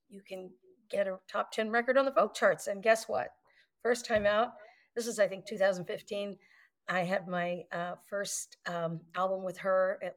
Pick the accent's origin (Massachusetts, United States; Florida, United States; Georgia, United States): Georgia, United States; Atlanta; born there; also born or lived in New York / Virginia; I was born here in Atlanta, but I spent most of my life up north uh, in New York and Virginia, actually, where I had my early career.